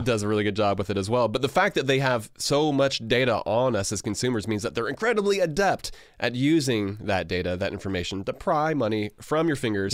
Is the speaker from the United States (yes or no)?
yes; United States; as American